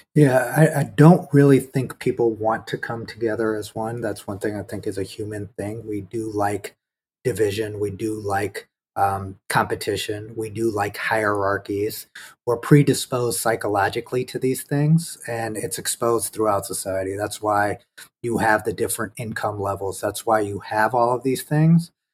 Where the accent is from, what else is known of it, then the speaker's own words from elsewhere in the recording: United States; as Indian Americans